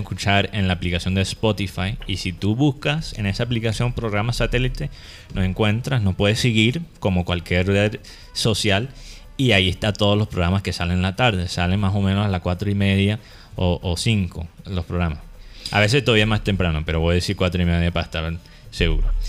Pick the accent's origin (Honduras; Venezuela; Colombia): Colombia; Caribbean coast